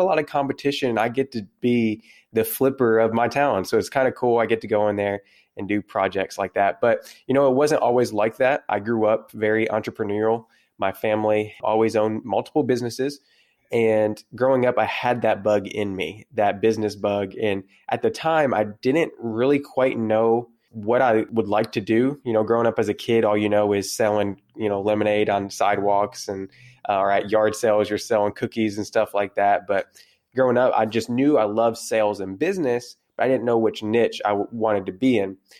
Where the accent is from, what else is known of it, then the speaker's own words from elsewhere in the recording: South Central Kentucky, United States; I am from South Central Kentucky, way out in the middle of nowhere.